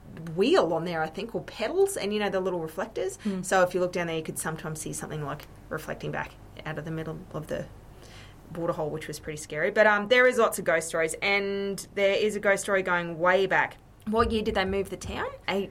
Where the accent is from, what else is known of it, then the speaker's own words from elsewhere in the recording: Tieri, Queensland, Australia; Growing up in Thierry, Lilyvale was our go-to place.